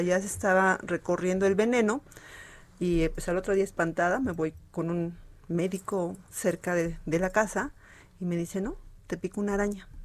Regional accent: Mexico; como buena mexicana que somos

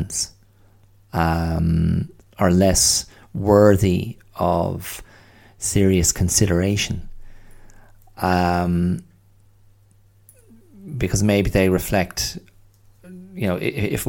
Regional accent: County Wicklow, Ireland; also born or lived in Australia; where I grew up as a kid in lovely rural Wicklow

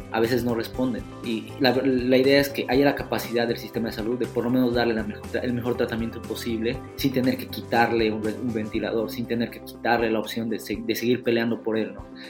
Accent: Bolivia

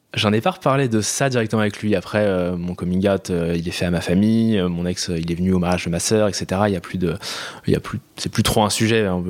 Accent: Paris region, Île-de-France, France; J'ai grandi en région parisienne, banlieue proche

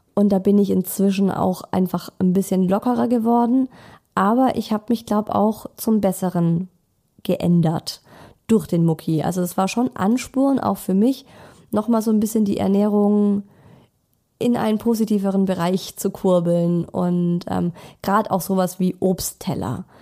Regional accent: Germany; bei uns in Deutschland

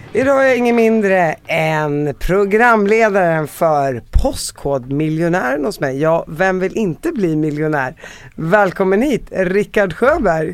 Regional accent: Sweden; jag är palestinier uppvuxen i Sverige

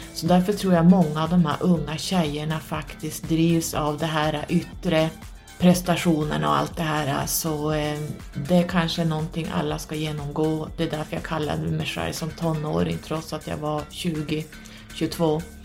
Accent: Norrland, Sweden; also born or lived in Södertälje, Sweden / Stockholm, Sweden; När jag var ungefär 5-6 år så skilde sig mina föräldrar och jag och min mamma flyttade upp hit till Norrland i och med att hon var härifrån

